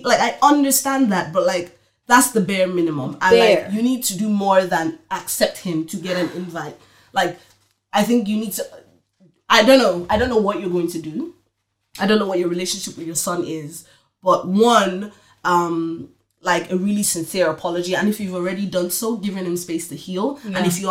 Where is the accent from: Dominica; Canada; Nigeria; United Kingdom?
Nigeria; probably it's a mixture of because like we're Nigerian